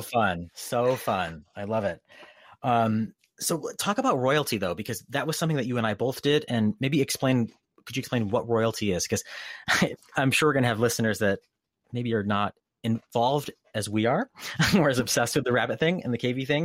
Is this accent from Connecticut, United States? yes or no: yes; Durham, Connecticut, United States; moved away as an adult; now in California, United States; I grew up in Durham, Connecticut